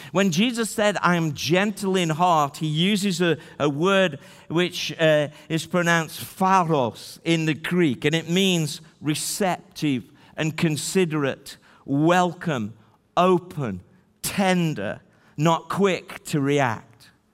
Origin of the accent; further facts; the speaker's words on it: Stoke-on-Trent, West Midlands, United Kingdom; also born or lived in Newcastle-under-Lyme; I was born in Newcastle under Lyme. She can tell you that I was born in the thirteenth largest city, Stoke-on-Trent